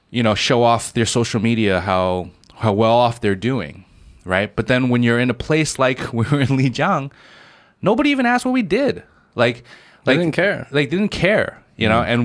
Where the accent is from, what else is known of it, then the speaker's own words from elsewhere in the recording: Shanghai, China; where are you from? I'm like, I'm from Shanghai.